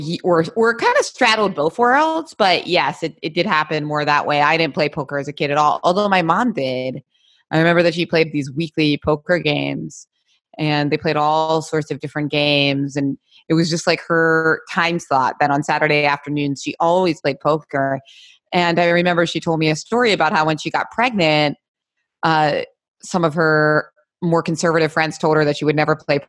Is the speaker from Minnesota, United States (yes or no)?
no; Philadelphia, Pennsylvania, United States; moved away as an adult; also born or lived in New York; I was born in Philadelphia, went to high school here, and then I went to college in New York, lived there for a while. But I came back to Philly